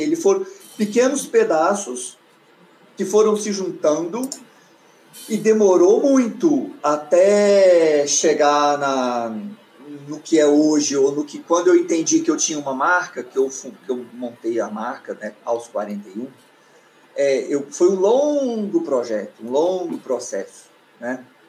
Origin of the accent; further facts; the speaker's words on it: Goiânia, Goiás, Brazil; moved away as an adult; now in Brasília, Brazil; eu saí de Goiânia eu tinha 18 anos, foi quando eu vim para Brasília.